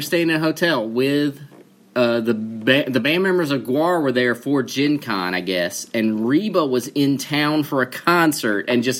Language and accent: English; the South, United States; as a Southerner. And I am from the South.